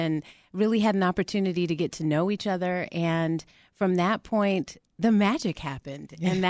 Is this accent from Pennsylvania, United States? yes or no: no; Albuquerque, New Mexico, United States; now in Atlanta, United States; I'm based out of Atlanta, mm-hmm. and I'm originally from Albuquerque, New Mexico.